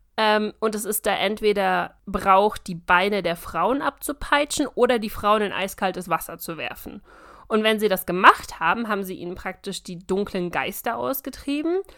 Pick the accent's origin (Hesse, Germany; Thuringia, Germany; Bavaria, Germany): Bavaria, Germany; ich bin kein richtiger Bayer